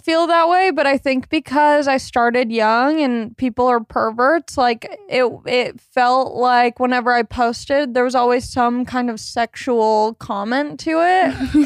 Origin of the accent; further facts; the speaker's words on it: Long Beach, California, United States; I grew up in Long Beach, California.